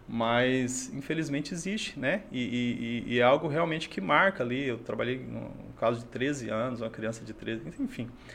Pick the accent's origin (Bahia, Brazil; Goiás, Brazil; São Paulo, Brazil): Goiás, Brazil; Crixás; born or raised there; moved away as an adult; also born or lived in Xapuri, Acre; now in Rio Branco, Brazil